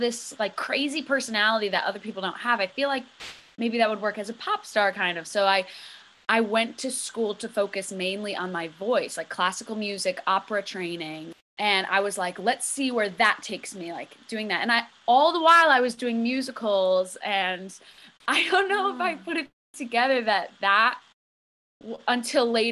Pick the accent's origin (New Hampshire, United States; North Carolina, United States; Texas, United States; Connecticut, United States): Connecticut, United States; Cheshire; I was born and raised in Cheshire, Connecticut